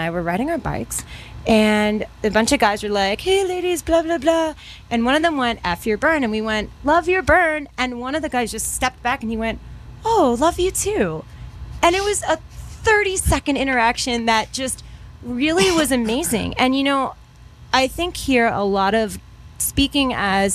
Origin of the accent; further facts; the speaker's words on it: Taos, New Mexico, United States; I'm from Taos